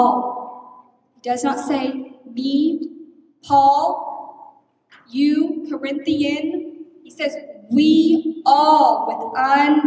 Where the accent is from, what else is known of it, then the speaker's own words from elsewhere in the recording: Texas, United States; moved away as an adult; now in Ohio, United States; I'm from Texas